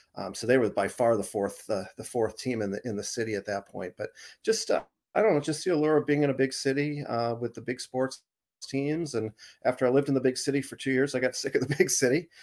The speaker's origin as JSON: {"language": "English", "region": "Arizona", "country": "United States", "tie": "born or raised there", "also_born_or_lived": "Boston", "moved": "as an adult", "lives_now": "Portland, Maine, United States", "said": "I grew up in Ari, Arizona, I moved to Boston after college, and then I moved up to, uh, Portland"}